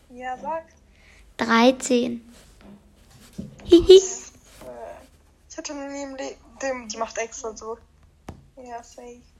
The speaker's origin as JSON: {"language": "German", "country": "Iran", "said": "Nein, ich bin, äh, also, willst du das wirklich wissen? Ich bin Iraner."}